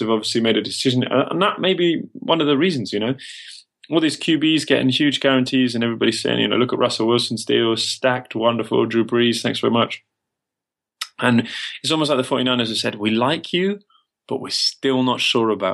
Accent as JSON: {"language": "English", "region": "England", "country": "United Kingdom", "said": "I'm English"}